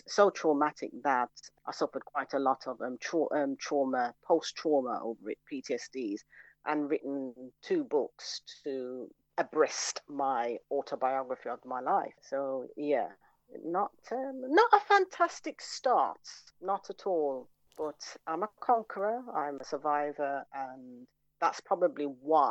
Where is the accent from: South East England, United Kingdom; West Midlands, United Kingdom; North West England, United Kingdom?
West Midlands, United Kingdom; Birmingham; also born or lived in London; I'm still living in Handsworth, still there, born and bred